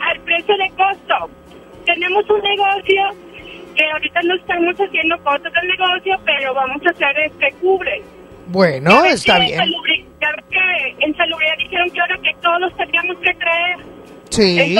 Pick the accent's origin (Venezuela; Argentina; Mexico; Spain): Mexico; Monterrey, Nuevo León; yo soy regia desde que nací.